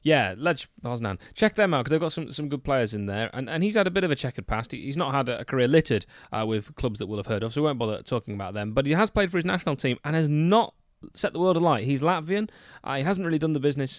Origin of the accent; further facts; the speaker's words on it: United Kingdom; I'm British